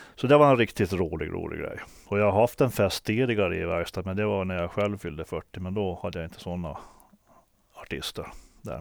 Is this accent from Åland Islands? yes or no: yes; Åland Islands; moved away; also born or lived in Stockholm; Då hade jag varit hemma på Åland